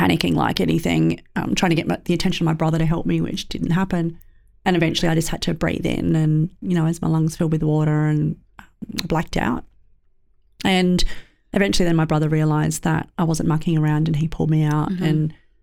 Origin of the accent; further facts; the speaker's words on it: Sydney, New South Wales, Australia; growing up in Western Sydney